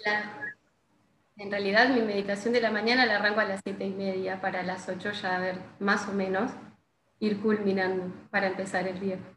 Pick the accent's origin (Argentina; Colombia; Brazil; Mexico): Argentina; Gualeguaychú, Entre Ríos; also born or lived in Buenos Aires; yo soy de acá de Gualeguaychú